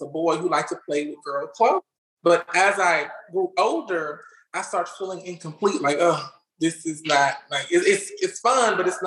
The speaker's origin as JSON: {"language": "English", "region": "Louisiana", "country": "United States", "said": "I'm just a normal old girl from good old Louisiana"}